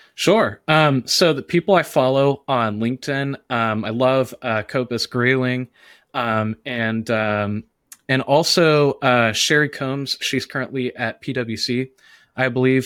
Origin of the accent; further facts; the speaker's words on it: the South, United States; I'm from the South.